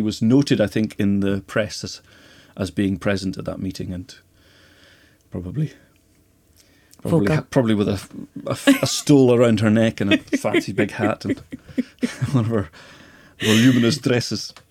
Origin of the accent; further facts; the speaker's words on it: Skye, Scotland, United Kingdom; also born or lived in Lewis; I was born in Lewis, and we came over to Skye when I was five.